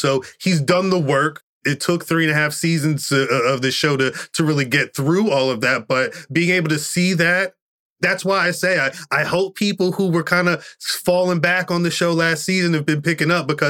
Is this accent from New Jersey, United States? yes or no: yes; Central New Jersey, United States; I'm born and raised in Jersey. Still live Jersey. Central Jersey.